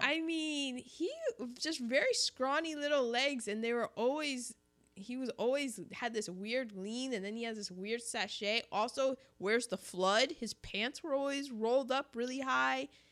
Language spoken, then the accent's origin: English; United States; I'm just American